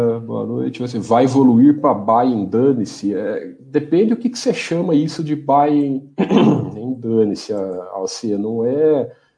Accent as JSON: {"language": "Portuguese", "country": "Brazil", "accent": "caipira", "said": "meu, meu sotaque caipira"}